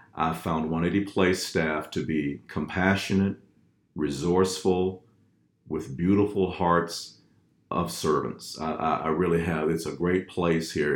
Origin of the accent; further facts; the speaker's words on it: Fort Worth, Texas, United States; moved away; originally from Fort Worth, Texas, born, bred, and fed